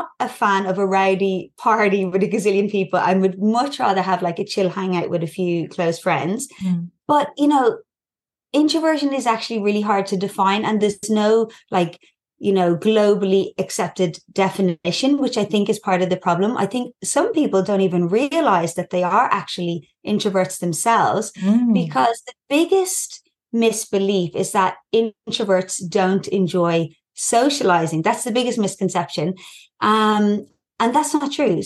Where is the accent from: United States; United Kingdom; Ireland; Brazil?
Ireland; accent: Irish; moved away as an adult; now in Newcastle, Australia; I'm Irish, as you can probably hear from my accent.